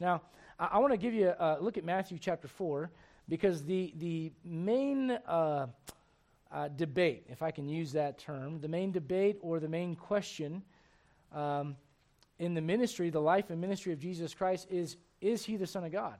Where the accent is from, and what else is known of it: Puerto Rico; moved away